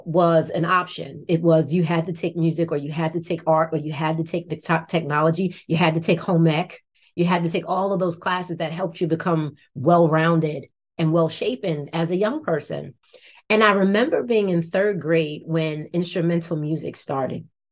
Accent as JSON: {"language": "English", "town": "Irvington", "region": "New Jersey", "country": "United States", "tie": "born or raised there", "said": "I grew up in Irvington, New Jersey, which is right on the border of Newark, New Jersey"}